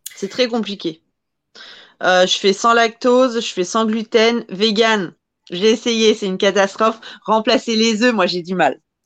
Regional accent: France; je suis française

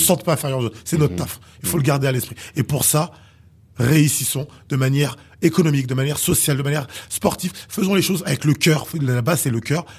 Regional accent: Haiti; intrinsèquement, je suis haïtien

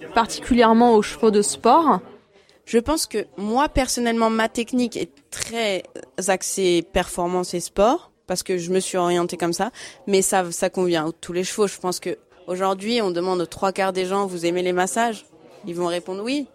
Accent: Fontainebleau, Île-de-France, France; also born or lived in Paris; je suis née à Fontainebleau

